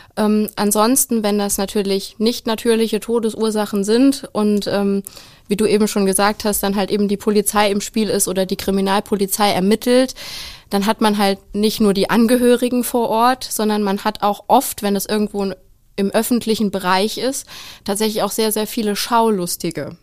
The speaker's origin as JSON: {"language": "German", "region": "Saarland", "country": "Germany", "said": "ich komme aus dem schönen kleinen Saarland"}